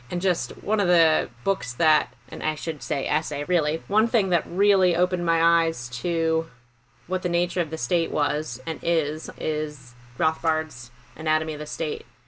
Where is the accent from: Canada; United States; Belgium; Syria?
United States; Montgomery County, Maryland; I'm from Montgomery County, Maryland. So that's right outside the DC area